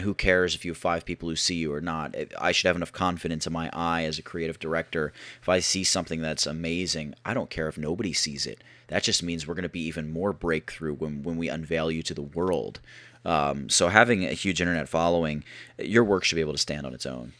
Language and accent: English; Philadelphia, Pennsylvania, United States; I'm from the Philadelphia area